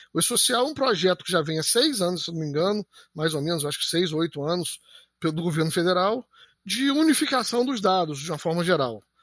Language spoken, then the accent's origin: Portuguese; Campos dos Goytacazes, Rio de Janeiro, Brazil; a gente decidiu voltar para Campos